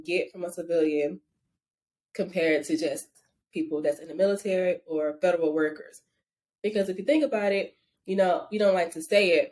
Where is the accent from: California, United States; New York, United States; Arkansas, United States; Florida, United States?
Arkansas, United States; moved away as an adult; I'm from Arkansas